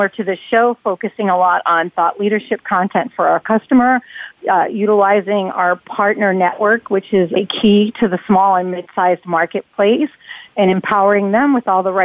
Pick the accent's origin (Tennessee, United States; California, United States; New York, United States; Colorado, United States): New York, United States; now in Atlanta, United States; Growing up in New York